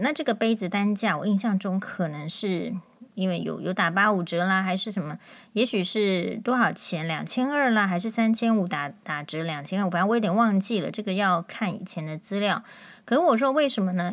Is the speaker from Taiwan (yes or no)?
yes; Taiwan; 但我们确实感受到，就是说在目前的这个国内台湾的情况。